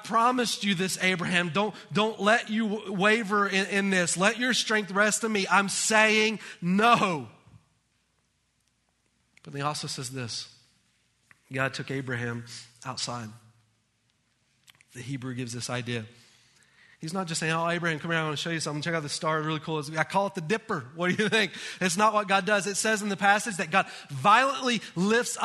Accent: United States; As Americans

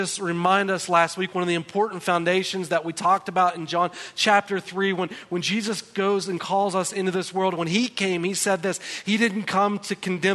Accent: United States; as American citizens

